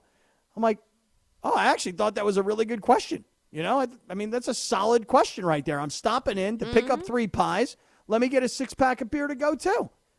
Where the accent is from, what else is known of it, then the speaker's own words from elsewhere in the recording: California, United States; I'm from California.